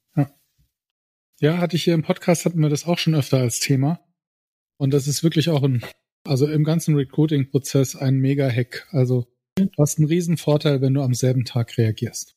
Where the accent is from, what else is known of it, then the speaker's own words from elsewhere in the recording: Saarbrücken, Saarland, Germany; Saarländer, Saarbrücker, 280.000